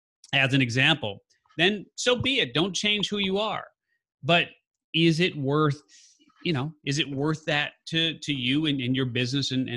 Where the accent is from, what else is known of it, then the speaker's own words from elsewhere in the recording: Chicago, Illinois, United States; I'm a Chicagoan